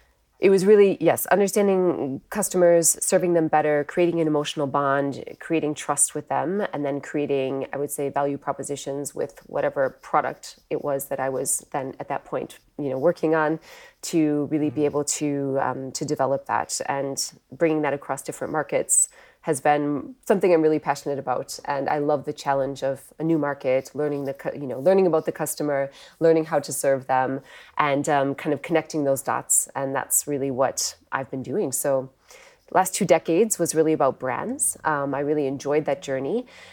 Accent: Wisconsin, United States; now in United Kingdom; as you can probably tell from my accent, I'm not born in the UK. I'm actually from the US originally. I grew up in the Midwest in Wisconsin.

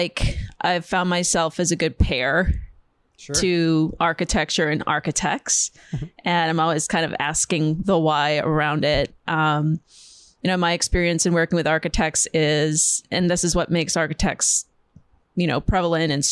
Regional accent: Upper Peninsula of Michigan, United States; also born or lived in Milwaukee; now in New York, United States; I'm from Upper Michigan

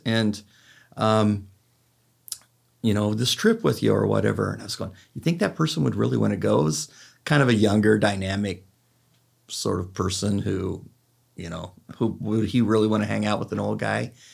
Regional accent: California, United States; I'm from California, so we say, "Dude."

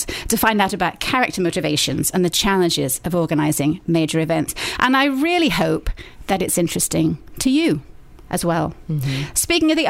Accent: England, United Kingdom; accent: English; now in Columbia, United States; my English accent

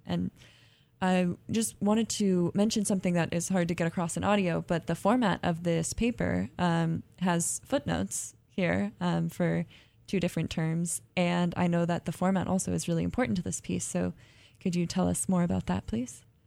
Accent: California, United States; I'm from California too

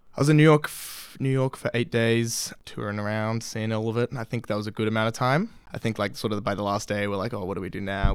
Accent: Sydney, New South Wales, Australia; I'm from Sydney, Australia.

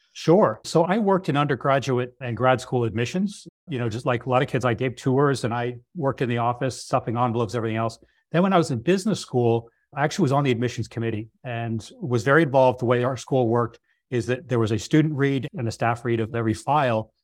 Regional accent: Northeast, United States; I come from the Northeast

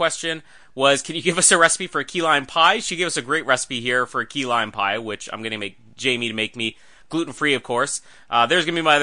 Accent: Winnipeg, Manitoba, Canada; Winnipeg, which is my hometown

